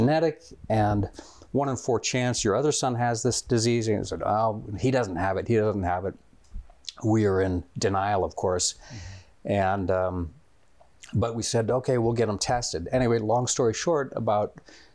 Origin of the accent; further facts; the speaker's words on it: Florida, United States; also born or lived in Minnesota; I was born in Minnesota, and I have 7 older brothers and sisters, and then when I was 7 years old, we moved to Florida